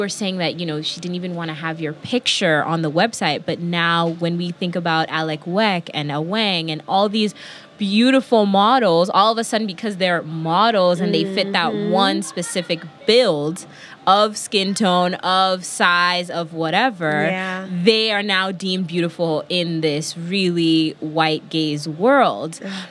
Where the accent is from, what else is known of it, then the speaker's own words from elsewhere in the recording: New York, United States; See, I'm the New Yorker